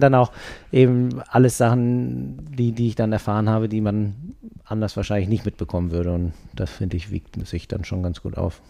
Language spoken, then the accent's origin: German; Berlin, Germany; now in Hamburg, Germany; ich komme aus Berlin